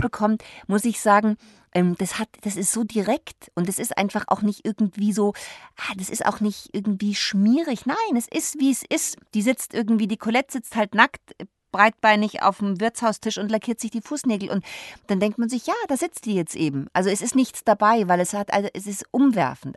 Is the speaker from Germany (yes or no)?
yes; Munich, Bavaria, Germany; moved away as an adult; now in Berlin, Germany; ich bin ja Münchnerin